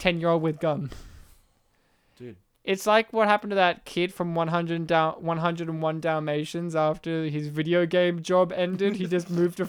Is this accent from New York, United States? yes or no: no; Colorado, United States; I'm from Colorado.